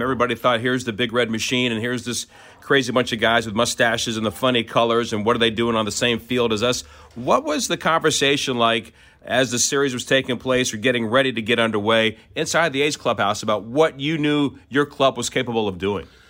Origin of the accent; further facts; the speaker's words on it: Orlando, Florida, United States; I grew up in Orlando